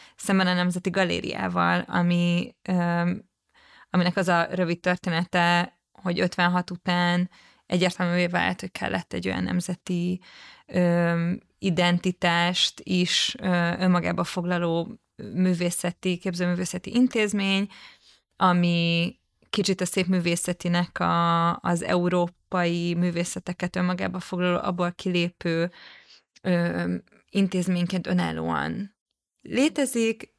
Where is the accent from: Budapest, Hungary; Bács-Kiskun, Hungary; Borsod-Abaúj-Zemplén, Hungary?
Budapest, Hungary; a nyugati pályaudvar, ez nem csak azért kedves számomra, vagy érdekes, mert a közelében nőttem fel